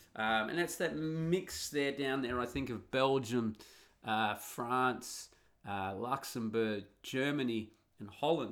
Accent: Australia; moved away as an adult; also born or lived in Italy; now in Netherlands; when I grew up in Australia in the nineteen eighties

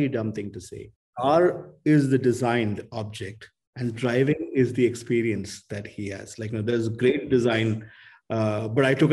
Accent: Kerala, India; I grew up in Kerala.

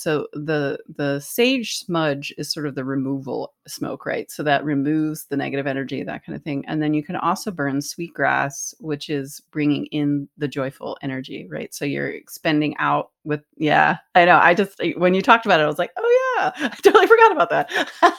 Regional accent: East Coast, United States; growing up on the East Coast

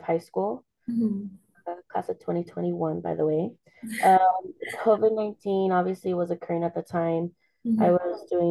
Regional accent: El Paso, Texas, United States; I was born and raised here in El Paso, Texas

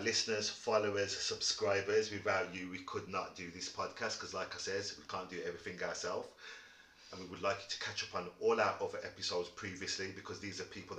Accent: Wolverhampton, West Midlands, United Kingdom; also born or lived in Birmingham; I was born in Wolverhampton, so I'm always going to back where I came from, which is Wolverhampton

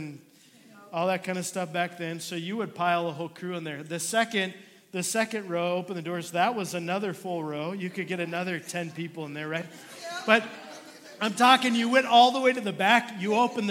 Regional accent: Minnesota, United States; moved away; I was born and raised in Minnesota

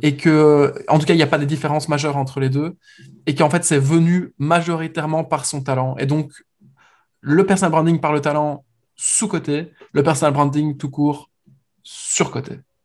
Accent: Belgium; moved away as an adult; now in Paris, France; Nous, en tant que Belges

